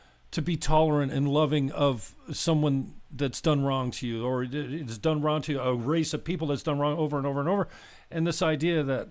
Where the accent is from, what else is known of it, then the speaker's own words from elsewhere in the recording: St. Catharines, Ontario, Canada; I'm in a place called St. Catharines, Ontario, Port Dalhousie specifically